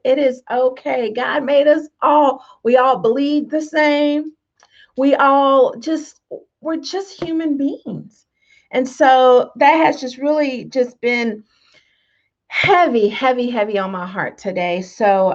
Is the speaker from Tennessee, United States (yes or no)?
no; Tonganoxie, Kansas, United States; this lady I grew up with in Tonganoxie. We're Tonganoxie country girls